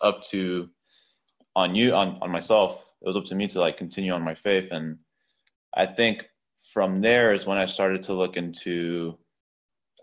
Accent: Kissimmee, Florida, United States; I was born and raised in Kissimmee, Florida.

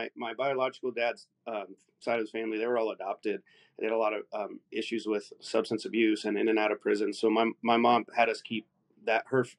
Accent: Salem, Oregon, United States; I grew up in Salem, Oregon, out on the West Coast.

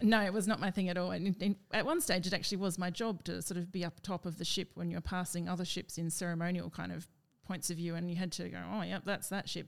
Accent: Perth, Western Australia, Australia; moved away as an adult; also born or lived in Brisbane; Perth, which is my hometown

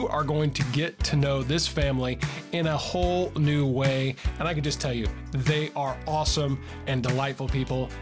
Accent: Mount Juliet, Tennessee, United States; my hometown in the Nashville, Tennessee area in Mount Juliet

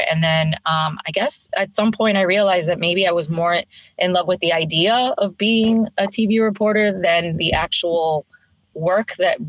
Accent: Miami, Florida, United States; moved away as an adult; now in New York, United States; I grew up in Miami

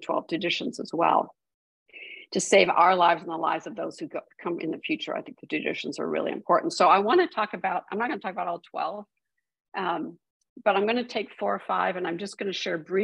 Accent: Midwest, United States; I was raised in the Midwest

